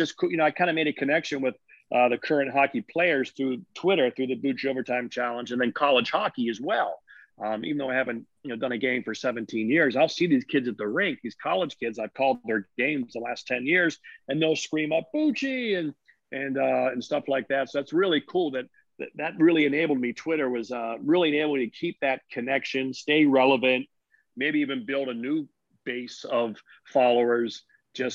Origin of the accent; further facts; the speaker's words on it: United States; I'm just an American kid